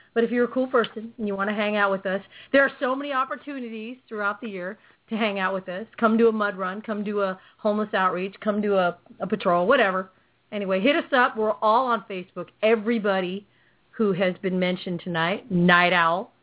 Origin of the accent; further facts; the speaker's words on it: California, United States; also born or lived in Philippines; I'm a Cali girl